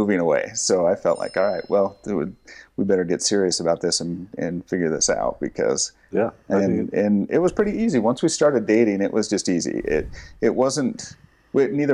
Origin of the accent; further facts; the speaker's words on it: Afton, Wyoming, United States; moved away as an adult; I grew up in Star Valley, Wyoming, a small town in western Wyoming. Afton, as you drive through, is where I grew up